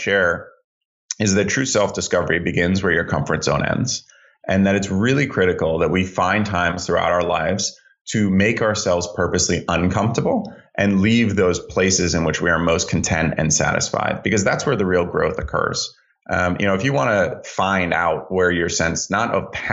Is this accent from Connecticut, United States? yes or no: yes; Greenwich, Connecticut, United States; I grew up in Greenwich, Connecticut. We moved there when I was four.